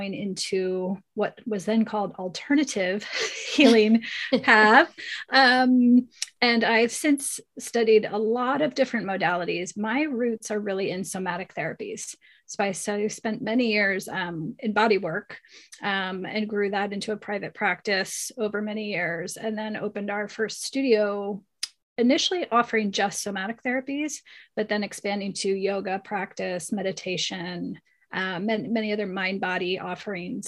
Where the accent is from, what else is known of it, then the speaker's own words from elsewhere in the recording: Pennsylvania, United States; moved away as an adult; also born or lived in California; I grew up in Pennsylvania